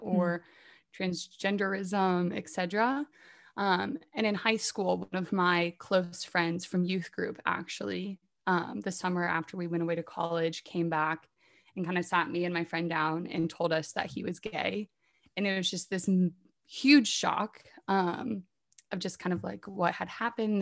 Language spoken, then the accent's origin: English; Indiana, United States; moved away as an adult; now in Washington, D.C., United States; I'm from Indiana, so I do love Indiana, but I have ventured away for the time being and now live in Washington, D C